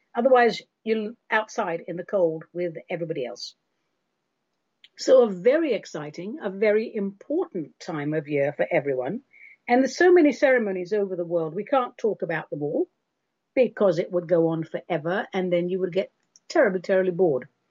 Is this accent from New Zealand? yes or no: no; England, United Kingdom; When I was a kid growing up in England